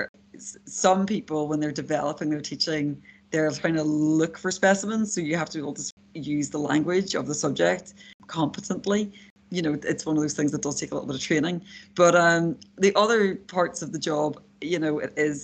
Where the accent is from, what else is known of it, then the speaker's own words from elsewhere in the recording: Derry, Northern Ireland, United Kingdom; moved away; I am a Northern Irish person. I grew up just outside Derry or Londonderry